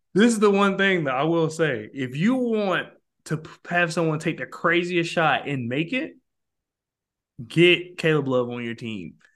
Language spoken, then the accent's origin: English; Georgia, United States; also born or lived in Columbus, Georgia; I'm from Georgia, and I live in a part in Georgia, I live in Columbus